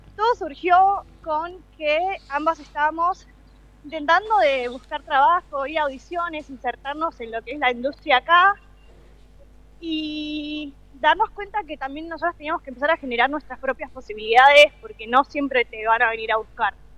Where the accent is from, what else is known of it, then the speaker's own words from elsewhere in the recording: Banfield, Buenos Aires Province, Argentina; moved away as an adult; now in New York, United States; estudiando en Banfield, de donde soy